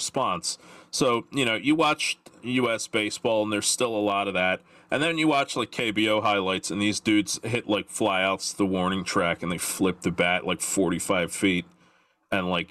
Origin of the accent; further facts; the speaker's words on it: United States; I am American